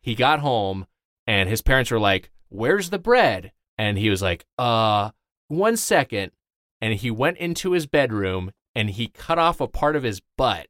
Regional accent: Lakewood, California, United States; I'm from, uh, Lakewood, California, so SoCal

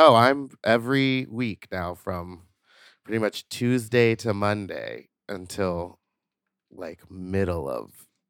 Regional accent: Houston, Texas, United States; now in Los Angeles, United States; And I come from Houston, so we know about hurricanes.

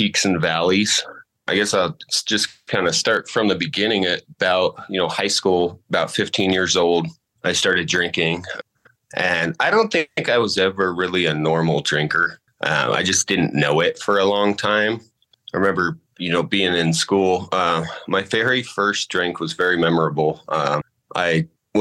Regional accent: Colorado, United States; also born or lived in Illinois; I've been in Colorado since I was maybe six. So Colorado is home to me

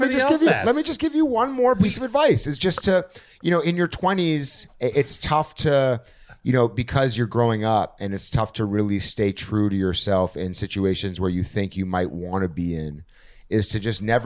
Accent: Montreal, Quebec, Canada; I'm from Montreal. I'm from Montreal.

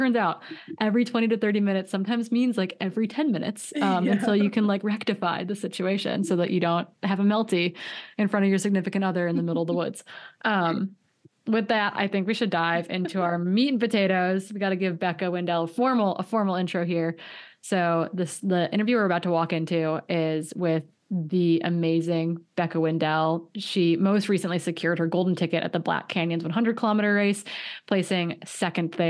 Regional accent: Northwestern Wisconsin, United States; I grew up in Northwestern Wisconsin

